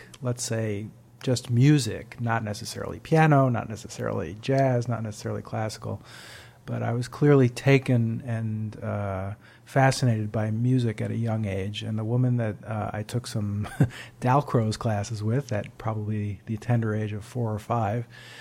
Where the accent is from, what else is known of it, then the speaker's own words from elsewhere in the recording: Great Neck, New York, United States; my hometown of Great Neck, Long Island